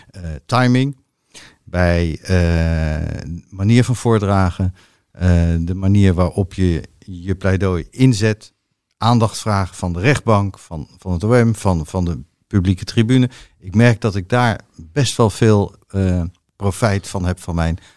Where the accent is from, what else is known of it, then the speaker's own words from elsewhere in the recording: The Hague, South Holland, Netherlands; Maar eigenlijk, ik kom uit Den Haag, zeggen wij crème de la crème.